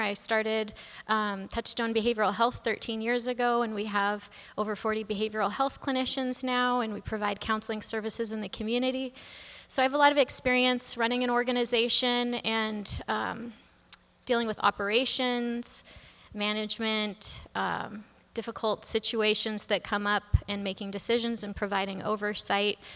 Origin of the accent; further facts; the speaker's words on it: Blaine, Washington, United States; also born or lived in Chicago; I'm from Blaine originally. I went through the Blaine schools K through twelve